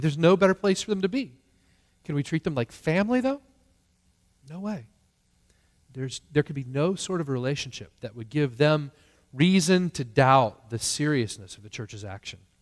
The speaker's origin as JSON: {"language": "English", "country": "United States", "said": "as American Christians"}